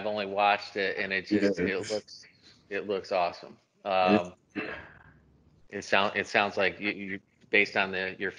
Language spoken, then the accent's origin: English; Binghamton, New York, United States; I'm from upstate New York.